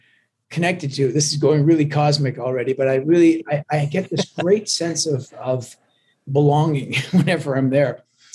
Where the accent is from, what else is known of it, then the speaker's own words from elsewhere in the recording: Canada; accent: watered down Canadian sounding Scottish accent; also born or lived in Glasgow, Scotland; I was born in Glasgow, but my parents, you know, brought me to Canada against my, well, actually they never even consulted me. I was just a little, and so I grew up in Canada. So I'm very much Canadian